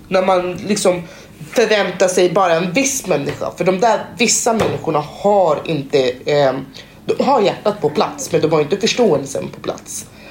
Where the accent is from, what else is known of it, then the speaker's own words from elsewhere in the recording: Conakry, Guinea; now in Sweden; ursprungligen kommer jag från Conakry eh, som ligger i Västafrika.